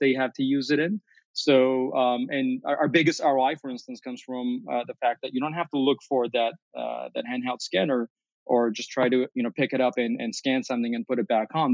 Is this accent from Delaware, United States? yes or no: no; Chicago, Illinois, United States; as a Chicagoan